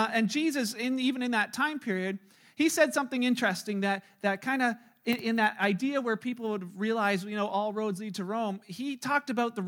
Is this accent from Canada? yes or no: yes; Canada; with you know, being Canadian, where there's a freedom of religion and there's a freedom to be in this country